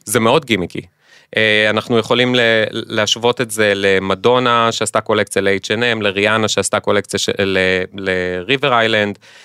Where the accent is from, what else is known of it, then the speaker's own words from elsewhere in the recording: Israel; בתור ישראלים